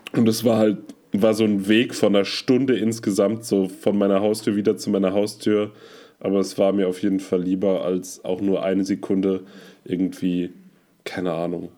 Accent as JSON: {"language": "German", "town": "Münster", "region": "North Rhine-Westphalia", "country": "Germany", "tie": "born or raised there", "moved": "yes", "said": "die Mundart meiner Heimatstadt, und zwar Münster"}